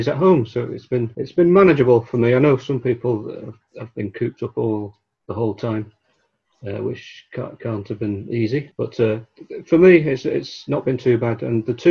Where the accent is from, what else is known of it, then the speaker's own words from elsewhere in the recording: Blackburn, North West England, United Kingdom; moved away as an adult; also born or lived in Liverpool; I grew up in Blackburn in Lancashire.